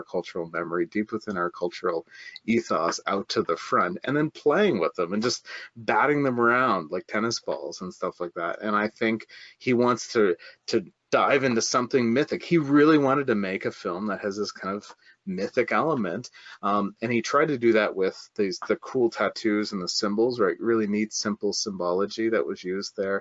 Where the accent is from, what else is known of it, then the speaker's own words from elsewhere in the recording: Canada; I'm Canadian